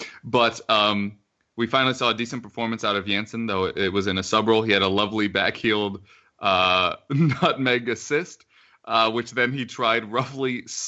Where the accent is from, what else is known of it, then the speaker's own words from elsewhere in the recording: United States; As an American